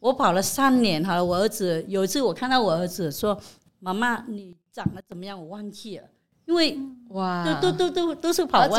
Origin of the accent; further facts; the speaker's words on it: Vietnam; moved away as an adult; now in Taiwan; 来自越南。